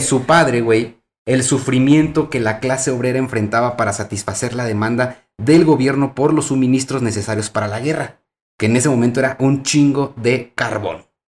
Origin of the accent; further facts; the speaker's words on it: Mexico; aquí en nuestro país, México